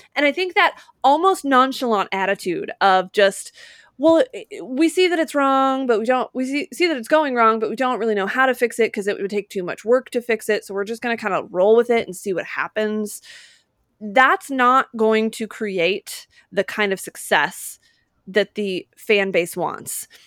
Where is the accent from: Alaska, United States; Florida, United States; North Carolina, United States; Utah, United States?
Utah, United States; moved away; I grew up in Utah